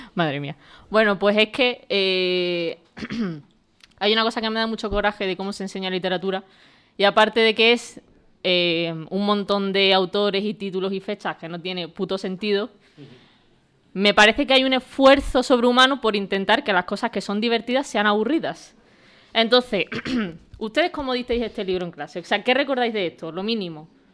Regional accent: Valverde, Spain; en mi pueblo, que se llama Valverde

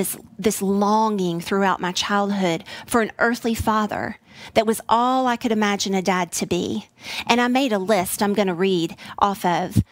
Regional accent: Tennessee, United States; also born or lived in Midwest; now in Texas, United States; I have a lovely accent that is not Texas-based. I was born in the Midwest. I was raised in Tennessee, and I am coming alive in Texas

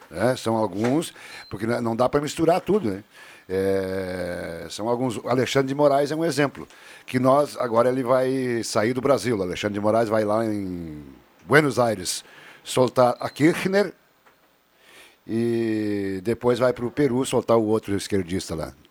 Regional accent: Netherlands; born there; Você sabia que eu sou holandês de nascimento?

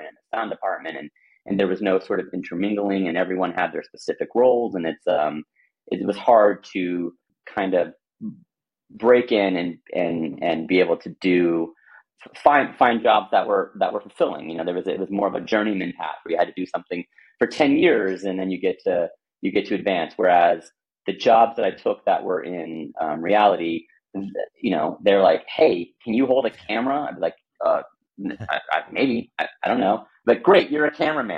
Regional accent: Houston, Texas, United States; I grew up in Texas, Houston

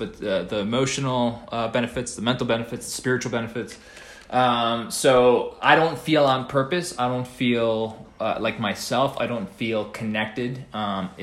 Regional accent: New York City, New York, United States; moved away; I'm from the East Coast. Grew up in New York City a little bit

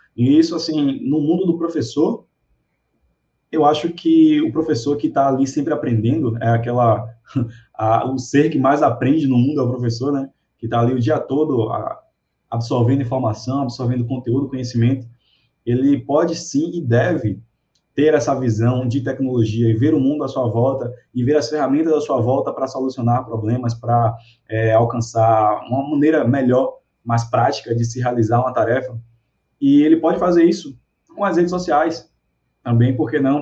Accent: Salvador, Bahia, Brazil; eu sou de Salvador

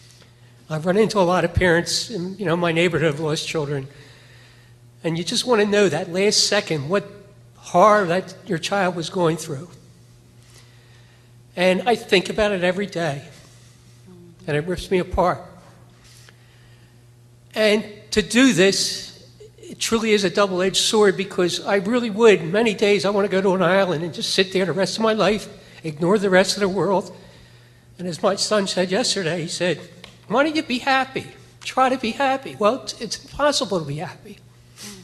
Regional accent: Oreland, Pennsylvania, United States; I'm from Orland, Pennsylvania

